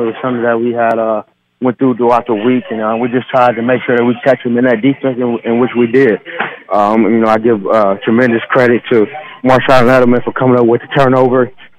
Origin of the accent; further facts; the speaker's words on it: Cleveland, Ohio, United States; Yeah, I'm from Cleveland, but he's born and raised.